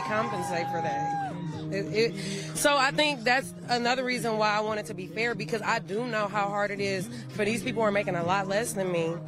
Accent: Detroit, Michigan, United States; moved away as an adult; I'm originally from Detroit

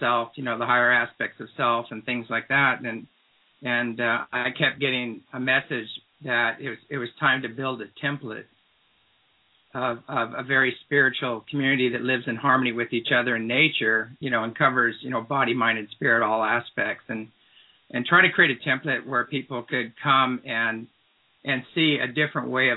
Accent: Apple Valley, California, United States; moved away as an adult; also born or lived in Santa Cruz, California; now in Trout Lake, Washington, United States; As a kid, I was raised in Apple Valley, California, and the high desert.

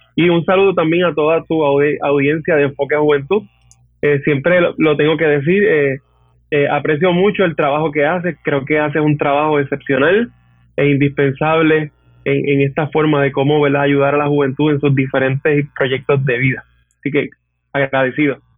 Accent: Hatillo, Puerto Rico; also born or lived in Arecibo; Yo soy natural de Atillo eh, ¿verdad? Básicamente toda mi, toda mi infancia y adolescencia, etcétera, fue en natilla

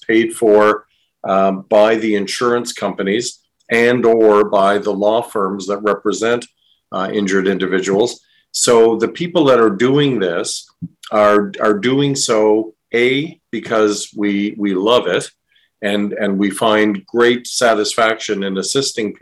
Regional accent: East Coast of Canada, Canada; now in Windsor, Canada; I'm from the East Coast of the country and grew up there

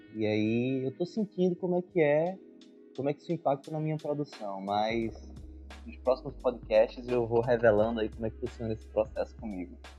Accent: Brazil; moved away

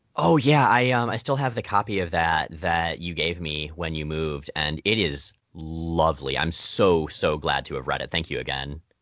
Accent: Florida, United States; moved away; I was from Florida

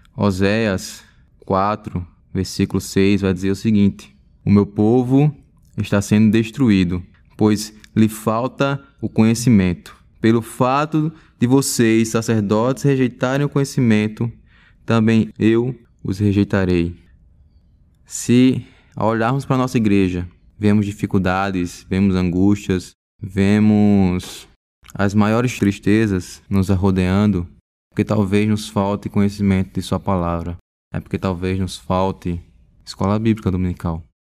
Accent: Teotônio Vilela, Alagoas, Brazil; moved away as an adult; now in Recife, Brazil; sou de Totônio Vilela, Alagoas

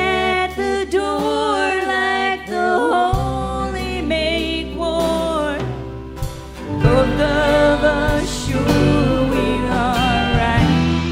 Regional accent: Wellsville, Kansas, United States; now in -; Athens is a lot like my hometown, except 1,000 times bigger. I'm from a small town in the Midwest called Wellsville, Kansas.

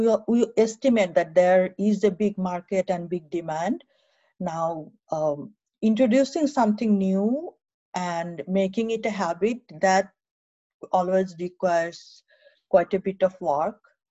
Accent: Narayanganj, Dhaka Division, Bangladesh; moved away as an adult; also born or lived in Rangpur / Bhola; now in United States; I was born in Rangpur, but then I grew up in Narayanganj

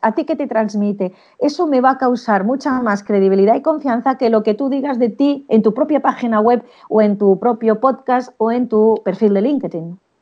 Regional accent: Spain; en España somos latinos

